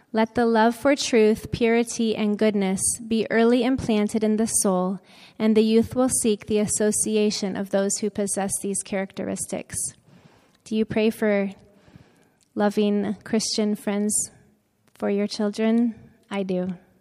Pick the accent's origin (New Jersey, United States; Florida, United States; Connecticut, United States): Florida, United States; moved away as an adult; also born or lived in Tennessee / Loma Linda, California / Saipan; I grew up in Florida